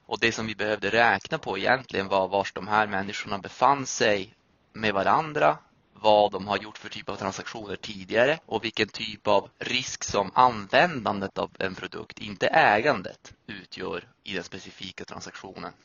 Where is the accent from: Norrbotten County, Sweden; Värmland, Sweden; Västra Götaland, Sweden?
Norrbotten County, Sweden; Piteå; moved away; Jag är från Piteå i Norrbotten.